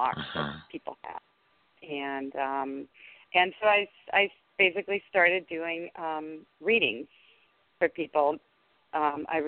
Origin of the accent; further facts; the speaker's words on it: Denmark; English is a second language; moved away as an adult; also born or lived in Washington, D.C. area; now in United States; I grew up in Denmark, and 30, I moved here and married my husband